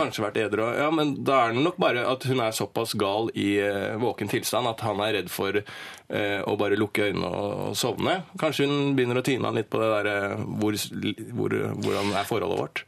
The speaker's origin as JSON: {"language": "Norwegian", "town": "Bærums Verk", "region": "Akershus", "country": "Norway", "said": "jeg er fra Bærumsverk"}